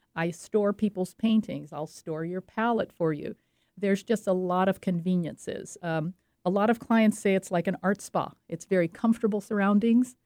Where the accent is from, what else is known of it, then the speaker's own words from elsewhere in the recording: French Riviera, Provence-Alpes-Côte d'Azur, France; moved away; I grew up on the French Riviera, and that's what I know and that's what I paint. I loved it. I had a splendid childhood.